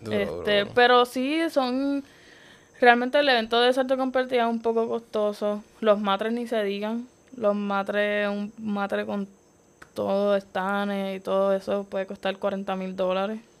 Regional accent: Puerto Rico; Viajé, o sea, de Puerto Rico viajamos yo y, bueno, Diamara y yo, otra compañera, este, teammate de Puerto Rico.

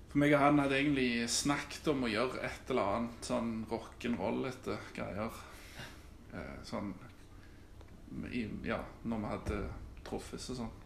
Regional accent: Austrått, Rogaland, Norway; Jeg har bodd på Austra i hele mitt liv

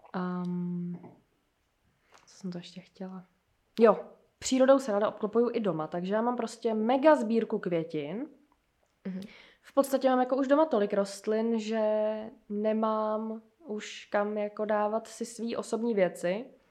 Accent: Plzeň, Plzeň Region, Czechia; moved away as an adult; also born or lived in Germany; now in Prague, Czechia; já jsem z Plzně a tam jsem bydlela do doby, než jsem šla na vejšku sem

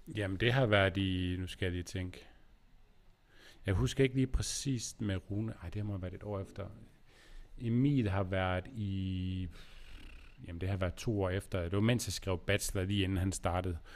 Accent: Aarhus, Central Denmark Region, Denmark; also born or lived in Aalborg; jeg kommer fra Aarhus og har boet der, boet her, jeg er i Aarhus nu, og boet her hele mit liv, øh, undtaget lige syv år i Aalborg

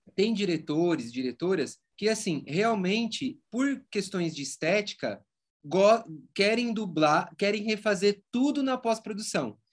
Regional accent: Rio Claro, São Paulo, Brazil; moved away as an adult; eu resolvi voltar aqui para o interior de São Paulo, então eu voltei para Rio Claro

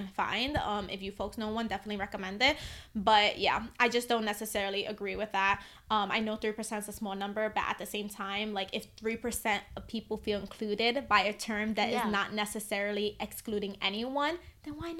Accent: New York City, New York, United States; growing up in the Bronx, I grew up with a lot of Latinos

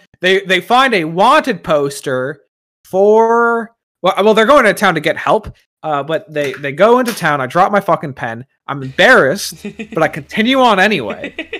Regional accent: Virginia, United States; I'm a man from Virginia.

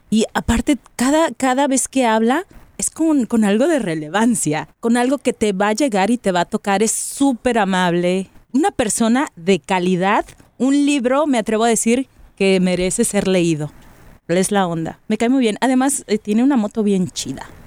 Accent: Monterrey, Nuevo León, Mexico; soy de la Sultana

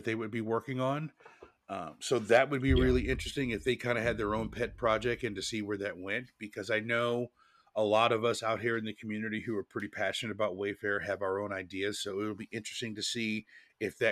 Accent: Portland, Oregon, United States; I grew up in Portland, Oregon

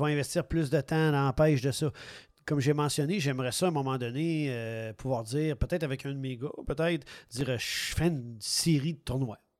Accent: Quebec City, Quebec, Canada; moved away; also born or lived in Montreal region; moi, je suis natif de Québec

